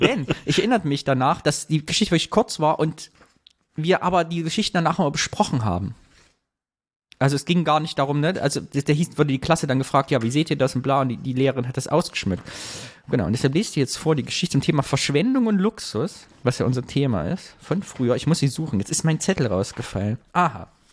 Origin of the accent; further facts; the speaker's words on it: Sondershausen, Thuringia, Germany; moved away; in Sondershausen, da wo ich herkomme